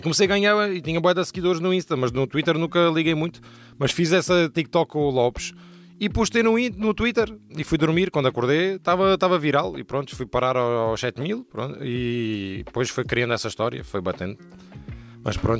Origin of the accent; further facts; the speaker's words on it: Portugal; also born or lived in United States; eu nasci nos Estados Unidos e vim para Portugal com 5 anos